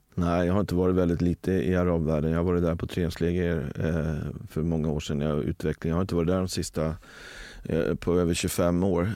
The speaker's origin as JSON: {"language": "Swedish", "town": "Rö", "country": "Sweden", "tie": "born or raised there", "said": "Där, där jag växte upp i, i, i Rö så, så hade, eh, var det en kungajakt per år och då var jag drevkarl."}